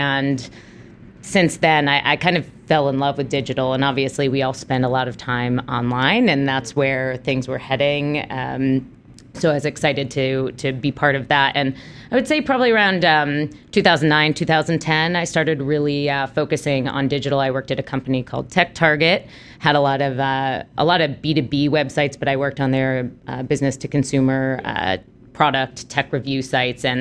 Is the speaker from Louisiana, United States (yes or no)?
no; Williamstown, Massachusetts, United States; moved away as an adult; also born or lived in Schenectady, New York; now in Brooklyn, New York, United States; I grew up in the super exciting small town in Western Mass called Williamstown, Massachusetts.